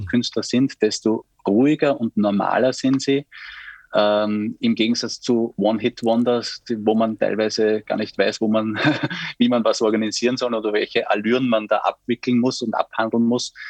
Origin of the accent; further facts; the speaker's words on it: St. Pölten, Lower Austria, Austria; bei uns in St. Pölten